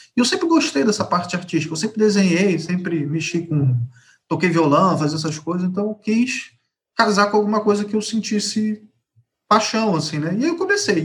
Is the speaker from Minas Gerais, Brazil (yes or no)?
no; Rio de Janeiro, Brazil; Rio de Janeiro. Nascido e criado no Rio.